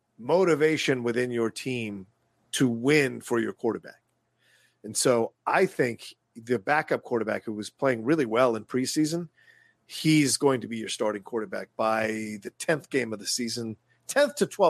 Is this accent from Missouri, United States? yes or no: yes; Cape Girardeau, Missouri, United States; I'm from Cape Girardeau, Missouri, where Gone Girl was filmed.